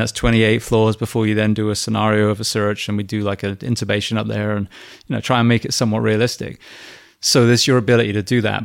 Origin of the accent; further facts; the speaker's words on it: England, United Kingdom; moved away; I'm English